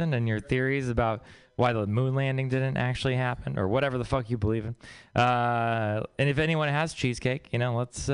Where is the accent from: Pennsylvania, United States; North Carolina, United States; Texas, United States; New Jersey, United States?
Texas, United States; moved away; I'm from Texas.